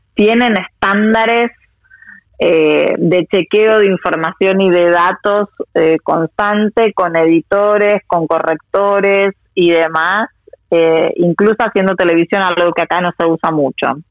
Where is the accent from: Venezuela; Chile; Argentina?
Argentina; moved away as an adult; also born or lived in Russia; now in Moscow, Russia; soy argentina y hija de inmigrantes